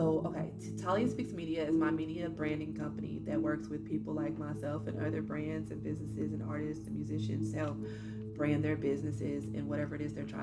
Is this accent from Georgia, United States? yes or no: no; Evansville, Indiana, United States; moved away; when I went home to Evansville, Indiana, where I'm from